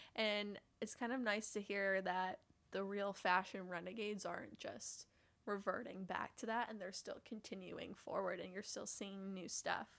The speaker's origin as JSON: {"language": "English", "region": "Midwest", "country": "United States", "tie": "born or raised there", "moved": "yes", "lives_now": "New York City, United States", "said": "I grew up in Midwestern mall culture"}